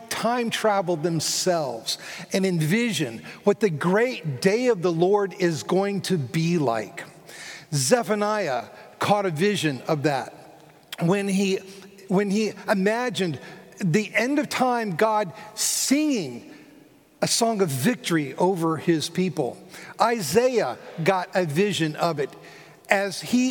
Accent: South Florida, United States; moved away; also born or lived in Philadelphia; I grew up in South Florida

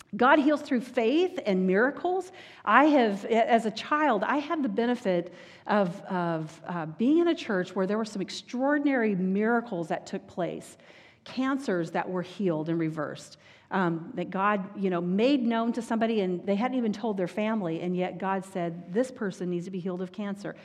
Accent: Texas, United States; I grew up in Texas

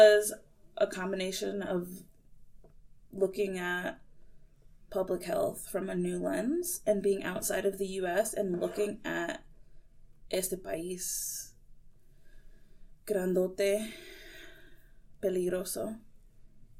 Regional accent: Michigan, United States; moved away as an adult; also born or lived in Missouri / Ohio / India; now in St. Louis, United States; I was born in Missouri. Grew up in Michigan.

